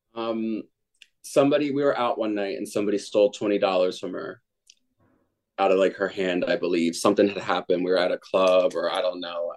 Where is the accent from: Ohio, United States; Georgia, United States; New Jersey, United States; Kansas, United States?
New Jersey, United States; I'm from New Jersey. I, you know, I come from a very old school Catholic